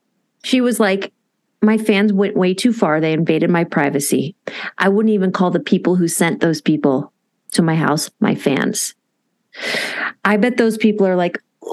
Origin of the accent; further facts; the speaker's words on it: Texas, United States; accent: drawl; I'm from Texas, baby. We drawl out our words, honey